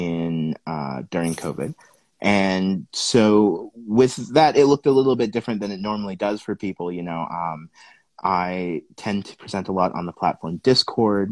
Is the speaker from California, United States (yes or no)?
yes; California, United States; also born or lived in Sacramento; I'm originally from a super small town in California